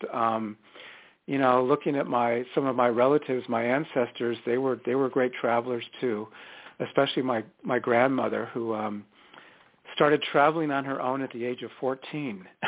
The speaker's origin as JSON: {"language": "English", "town": "San Diego", "region": "California", "country": "United States", "tie": "born or raised there", "said": "I grew up in Southern California in one of those little beach towns, uh, Pacific Beach actually, uh, which is on the north side of San Diego."}